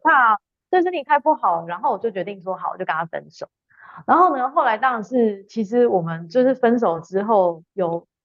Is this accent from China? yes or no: no; Taiwan; moved away as an adult; also born or lived in Sweden; now in Denmark; 我基本上是台湾长大一个女生，中间一度有到瑞典念书，然后呢，也跟大家一样是个上班族